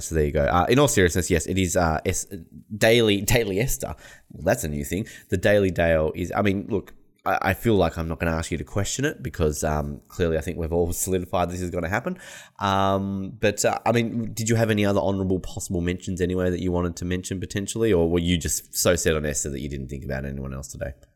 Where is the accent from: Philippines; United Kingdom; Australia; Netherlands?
Australia; as an Australian